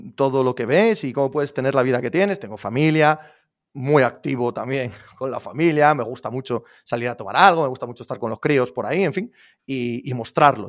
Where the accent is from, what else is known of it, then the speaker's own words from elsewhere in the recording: Spain; soy español